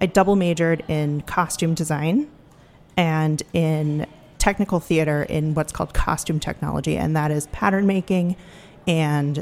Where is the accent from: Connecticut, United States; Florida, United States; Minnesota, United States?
Florida, United States; Orlando; now in Washington, D.C., United States; I grew up in Orlando, Florida